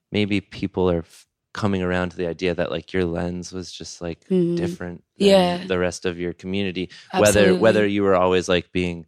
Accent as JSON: {"language": "English", "area": "just south of Albany", "region": "New York", "country": "United States", "tie": "born or raised there", "said": "I grew up just south of Albany."}